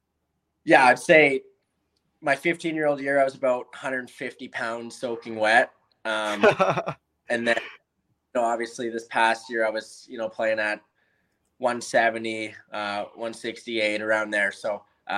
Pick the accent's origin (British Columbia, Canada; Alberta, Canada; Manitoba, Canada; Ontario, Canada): British Columbia, Canada; Chilliwack; I'm from Chilliwack